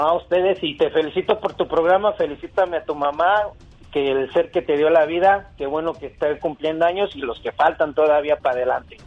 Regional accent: Mexico City, Mexico; los que nacimos en la Ciudad de México, en el DF, no somos chilangos, somos capitalinos

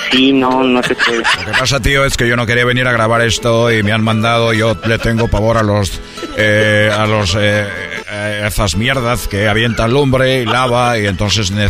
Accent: Spain; como sabéis, vengo de España y no sé cómo se pronuncia correctamente el volcán que está en, eh, en México.

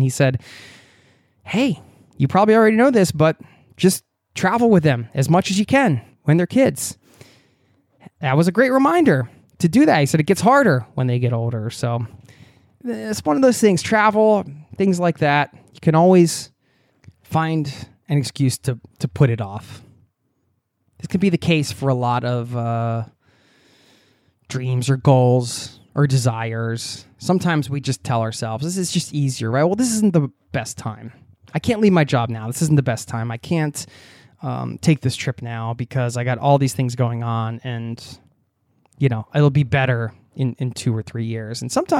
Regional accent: New York City, New York, United States; I was born in New York City and have lived most of my life in the New York area.

